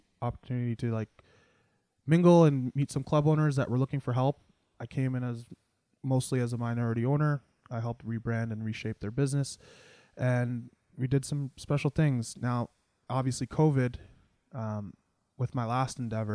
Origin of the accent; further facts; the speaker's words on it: Mississauga, Ontario, Canada; moved away as an adult; also born or lived in Toronto / Brampton; now in Ottawa, Canada; Born and raised Mississauga.